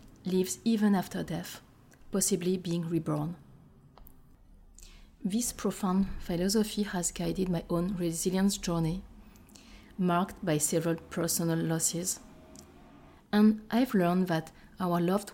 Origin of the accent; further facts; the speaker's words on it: Paris, Île-de-France, France; English is a second language; moved away as an adult; now in California, United States; French of Chinese origin, I spent my entire life in the beautiful city of Paris until just a few weeks ago when I began a new chapter in California